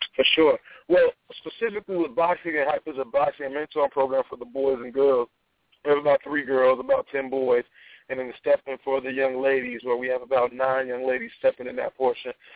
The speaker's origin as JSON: {"language": "English", "town": "Atlanta", "region": "Georgia", "country": "United States", "tie": "born or raised there", "moved": "as an adult", "lives_now": "Charlottesville, United States", "said": "as I was growing up in Atlanta"}